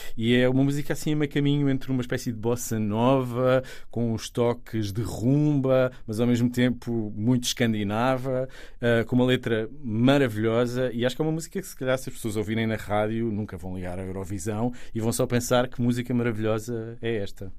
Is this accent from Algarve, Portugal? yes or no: no; Sesimbra, Setúbal, Portugal; also born or lived in Istanbul / Rome; eu sou de Sesimbra